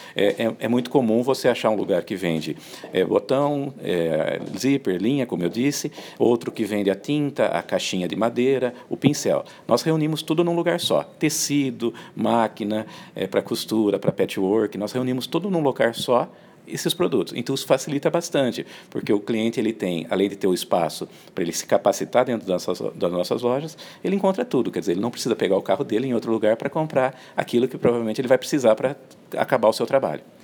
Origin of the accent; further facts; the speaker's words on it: Americana, São Paulo, Brazil; Eu sou lá da região de, de Americana, Campinas